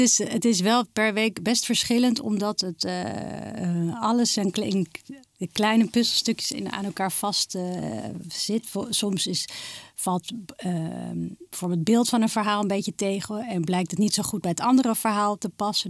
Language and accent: Dutch; Amsterdam, North Holland, Netherlands; ik ben geboren getogen in Amsterdam.